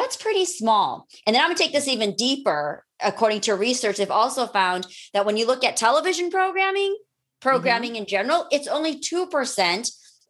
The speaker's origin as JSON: {"language": "English", "country": "United States", "tie": "born or raised there", "said": "I grew up here in America."}